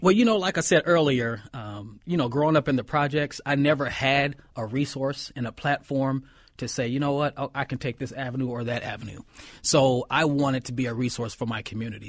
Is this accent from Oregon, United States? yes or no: no; Minneapolis, Minnesota, United States; I grew up in North Minneapolis